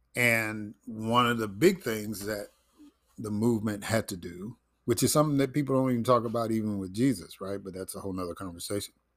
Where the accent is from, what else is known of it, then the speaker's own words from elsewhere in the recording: Chicago, Illinois, United States; growing up in Chicago, there was a neighborhood called Bridgeport.